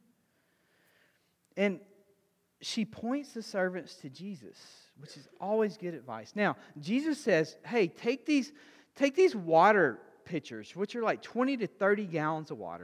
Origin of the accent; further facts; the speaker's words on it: Alabama, United States; I'm a redneck from Alabama